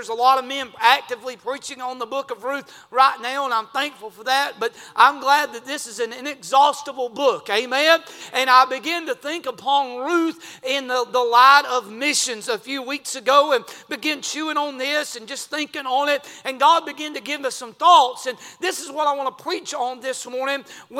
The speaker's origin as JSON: {"language": "English", "country": "United States", "said": "I'm a red-blooded American."}